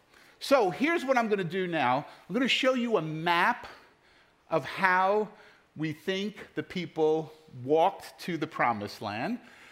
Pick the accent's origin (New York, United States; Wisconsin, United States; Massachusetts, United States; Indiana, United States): New York, United States; New York City; now in Pennsylvania, United States; Growing up in New York City, I just knew which letter subway to take.